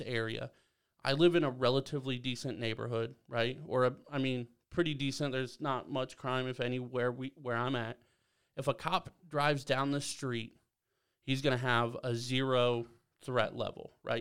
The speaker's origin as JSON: {"language": "English", "town": "Belleville", "region": "Ohio", "country": "United States", "tie": "born or raised there", "moved": "yes", "said": "growing up in Belleville"}